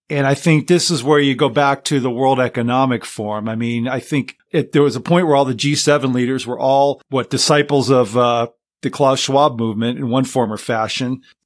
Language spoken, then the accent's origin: English; Los Angeles, California, United States; moved away as an adult; I grew up in Southern California and so San Fernando Valley